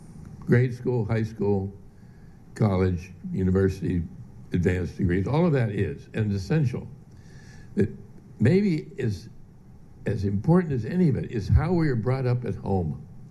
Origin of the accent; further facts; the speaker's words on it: Pittsburgh, Pennsylvania, United States; I grew up in Pittsburgh, Pennsylvania, where people not only worked hard, but if you were a hard, good worker, that counted high in how you were appreciated by other people.